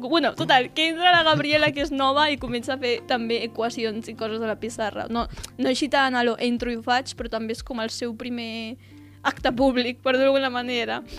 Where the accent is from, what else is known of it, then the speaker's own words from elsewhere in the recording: Tarragona, Catalonia, Spain; jo sóc aquí de Tarragona